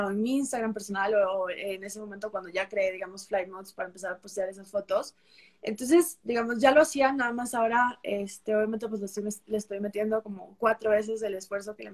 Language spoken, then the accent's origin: Spanish; Peru; now in Costa Rica; yo nací en Perú, eh, soy peruana, soy nacionalizada eh, costarricense desde hace uh, bastantes años.